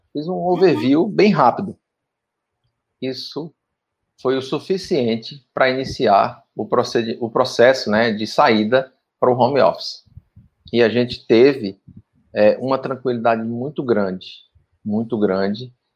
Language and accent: Portuguese; Pernambuco, Brazil; now in Tocantins, Brazil; sou pernambucano também, estou né? no Tocantins aí há mais de 15 anos